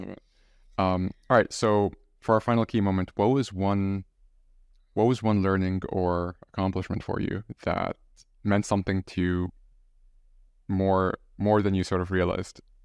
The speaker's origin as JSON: {"language": "English", "country": "Egypt", "said": "I'm from Egypt"}